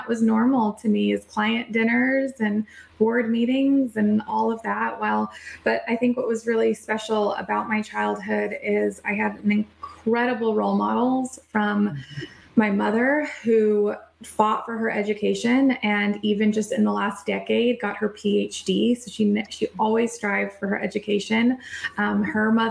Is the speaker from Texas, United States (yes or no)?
yes; El Paso, Texas, United States; I grew up in El Paso, Texas